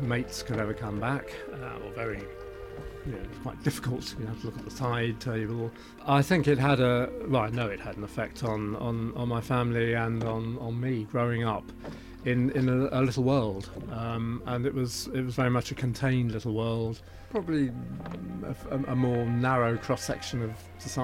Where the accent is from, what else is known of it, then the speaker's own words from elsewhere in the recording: Twickenham, London, United Kingdom; also born or lived in Eel Pie Island; I was brought up in Twickenham, but unfortunately we had to move when I was about 3 years old